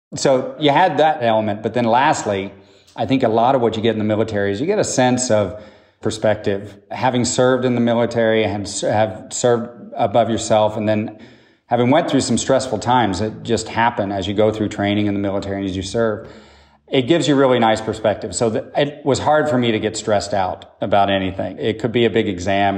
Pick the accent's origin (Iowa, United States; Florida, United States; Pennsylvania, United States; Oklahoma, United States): Oklahoma, United States; moved away as an adult; also born or lived in Boston; I grew up in Oklahoma